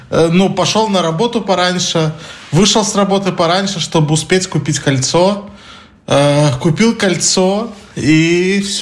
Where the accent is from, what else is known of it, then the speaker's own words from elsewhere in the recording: Belarus; now in Warsaw, Poland; Да, мы из Беларуси.